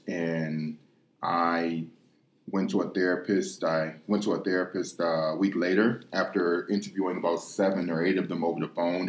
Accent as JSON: {"language": "English", "town": "Detroit", "region": "Michigan", "country": "United States", "tie": "born or raised there", "also_born_or_lived": "Ukraine / Russia", "moved": "as an adult", "said": "I grew up in inner city Detroit, west side of Detroit, Michigan."}